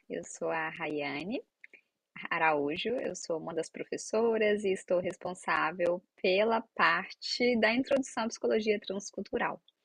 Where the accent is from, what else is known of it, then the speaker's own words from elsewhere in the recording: Minas Gerais, Brazil; moved away as an adult; also born or lived in Santa Catarina; eu sou de Minas Gerais, eu fui para Santa Catarina